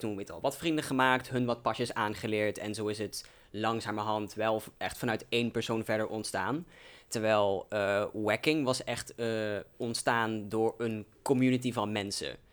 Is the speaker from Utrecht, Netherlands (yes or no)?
no; Velden, Limburg, Netherlands; now in Arnhem, Netherlands; ik ben eigenlijk uit een klein dorpje genaamd Velden, wat er echt net buiten ligt. Dus voor context, ik kom eigenlijk dus uit een klein dorpje uit Limburg